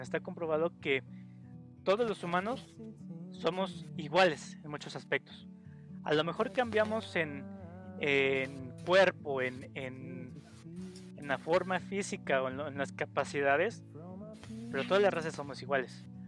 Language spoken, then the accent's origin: Spanish; Mexico; entre mexicanos somos también eh, celosos